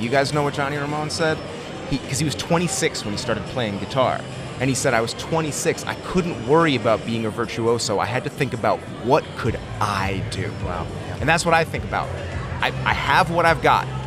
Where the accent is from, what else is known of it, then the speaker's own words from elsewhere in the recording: Connecticut, United States; moved away as an adult; also born or lived in Merced, California; now in Cleveland, United States; I'm from Connecticut originally, so's my wife